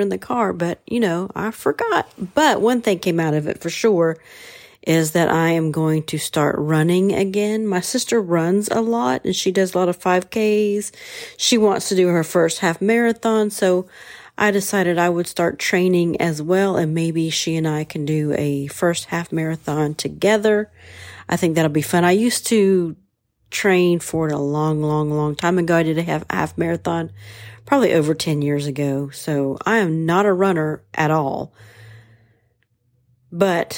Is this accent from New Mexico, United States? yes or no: no; Portsmouth, Ohio, United States; moved away; Portsmouth, Ohio, my hometown.